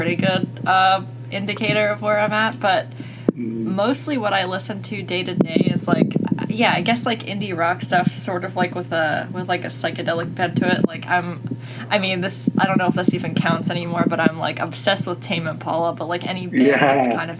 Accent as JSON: {"language": "English", "area": "right outside of Philadelphia", "region": "Pennsylvania", "country": "United States", "also_born_or_lived": "Pittsburgh, Pennsylvania", "moved": "as an adult", "lives_now": "New Jersey, United States", "said": "I'm from right outside of Philly, and then for a couple years I lived in Pittsburgh"}